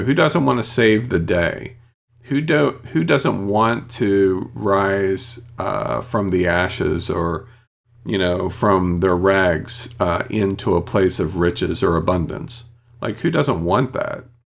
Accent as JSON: {"language": "English", "country": "United States", "first_language": "English", "said": "I'm true American. I only know English and barely that."}